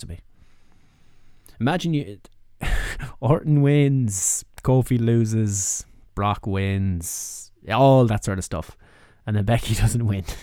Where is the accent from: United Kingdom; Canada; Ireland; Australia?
Ireland; as Irish people